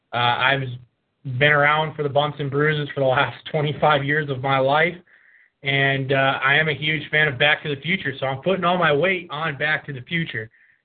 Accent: Chicago, Illinois, United States; Well, I was originally born and raised in Chicago.

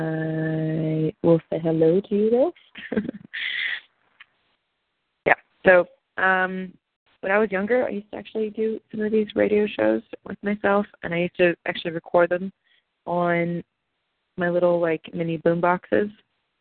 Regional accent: Pennsylvania, United States; I'm from Pennsylvania

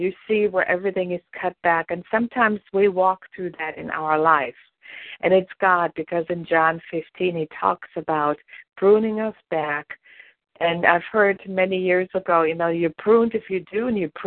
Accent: Germany; moved away; I grew up in Germany and our family had vineyards

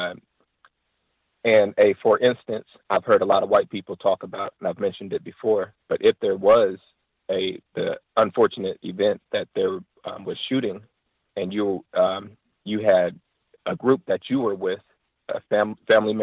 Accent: United States; I am an American

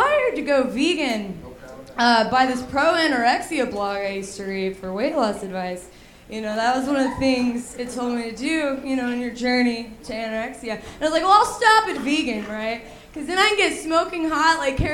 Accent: Alabama, United States; I was raised in Alabama, you know, and I was the weird kid

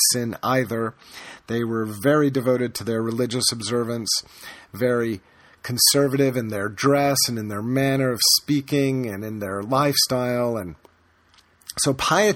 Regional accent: the American South, United States; I grew up in the American South

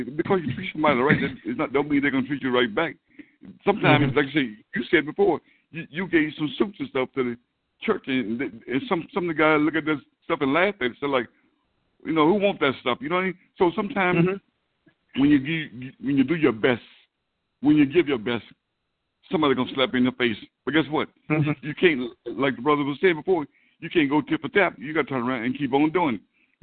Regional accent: the South, United States; a young black man growing up in the South

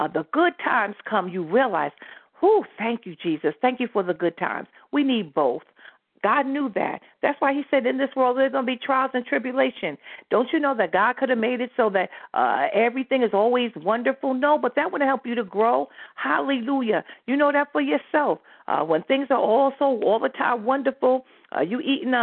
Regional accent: United States; moved away; I'm from New York, New Jersey

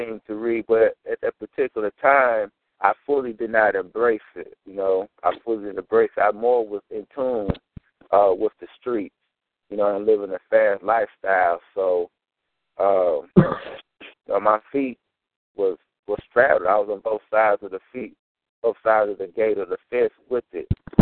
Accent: St. Paul, Minnesota, United States; moved away as an adult; also born or lived in Mississippi; I'm born and raised in St. Paul, Minnesota

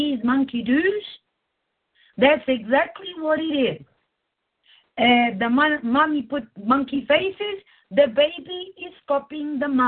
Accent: Portugal; I'm Portuguese

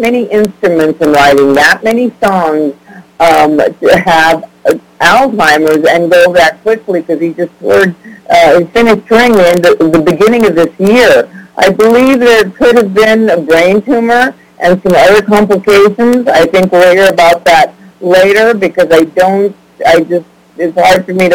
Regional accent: California, United States; I was growing up in California.

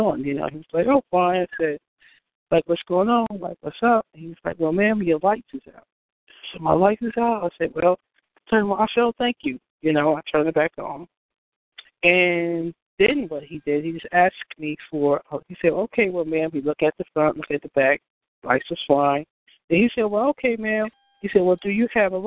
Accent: New York, United States; moved away; I'm from New York

